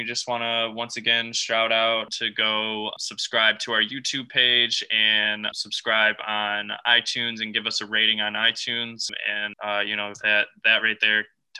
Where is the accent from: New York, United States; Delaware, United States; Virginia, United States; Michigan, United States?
Michigan, United States; Detroit; I've got my hometown, my favorite team in the world, the Detroit Lions